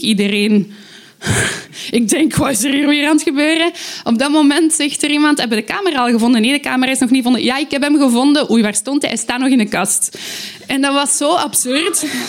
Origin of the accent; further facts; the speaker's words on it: Aalst, Flanders, Belgium; ik kom uit Aalst.